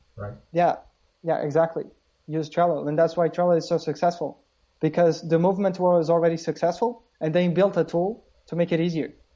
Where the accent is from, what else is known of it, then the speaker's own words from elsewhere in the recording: Porto, Norte, Portugal; i'm basically from porto portugal